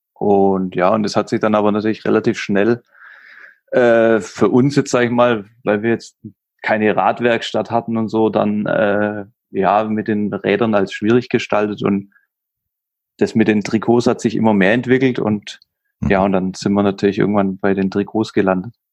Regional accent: Stuttgart area, Baden-Württemberg, Germany; moved away as an adult; now in Nuremberg, Germany; ich komme ursprünglich aus dem Stuttgarter Raum, wohne aber ja seit zehn Jahren jetzt in Nürnberg.

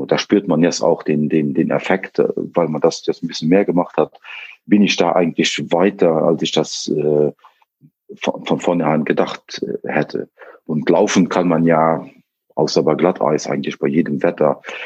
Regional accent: northern Luxembourg, Luxembourg; komme aus dem äh, Norden äh, von Luxemburg

